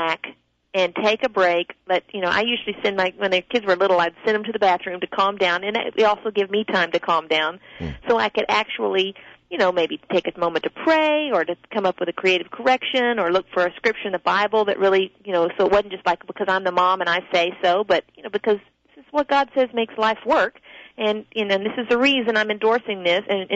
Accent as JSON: {"language": "English", "region": "the South", "country": "United States", "said": "I'm from the South"}